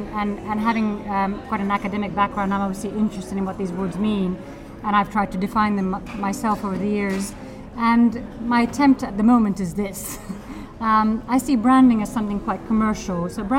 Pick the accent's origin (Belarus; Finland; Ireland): Finland; Helsinki, Uusimaa; English is a second language; moved away as an adult; also born or lived in Edinburgh; Well, yes, I'm from Helsinki, and I grew up here and there, and I had a plan to leave Finland, and I decided to study at Edinburgh, History of Art